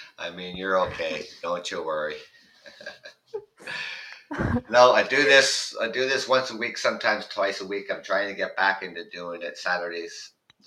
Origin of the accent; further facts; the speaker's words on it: Canada; I'm from Canada.